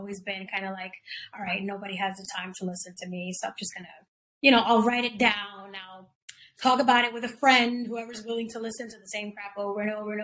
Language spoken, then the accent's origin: English; New York City, New York, United States; growing up in the Bronx with mom and dad